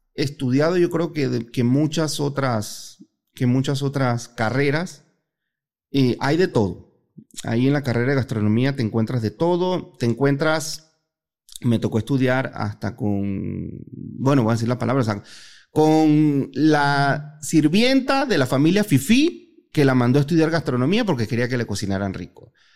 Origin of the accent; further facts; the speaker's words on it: Panama; moved away as an adult; now in Guadalajara, Mexico; Yo soy panameño, soy el panameño más mexicano que existe.